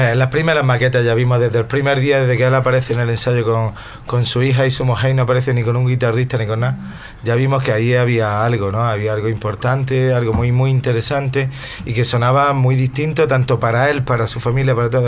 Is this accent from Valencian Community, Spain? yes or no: no; Granada, Andalusia, Spain; Yo vivo, pues si nací en La Chana, vivo a 200 metros para arriba